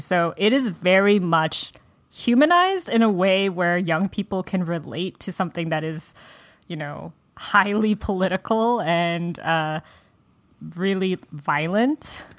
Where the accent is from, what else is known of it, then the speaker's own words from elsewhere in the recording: United States; I was raised in America.